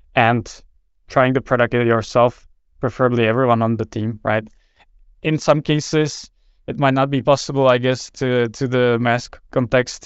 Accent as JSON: {"language": "English", "country": "Czechia", "tie": "born or raised there", "moved": "as an adult", "lives_now": "Denmark", "said": "born and raised in Czech Republic, but I've, uh, worked most of, or basically vast majority of my professional life in, in Denmark"}